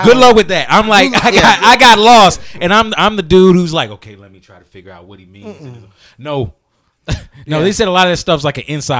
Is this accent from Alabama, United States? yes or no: yes; Alabama, United States; I grew up in Alabama